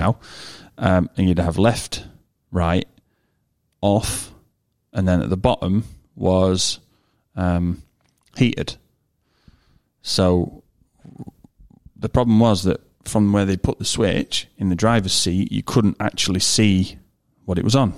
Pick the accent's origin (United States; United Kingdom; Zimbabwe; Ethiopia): United Kingdom; I'm British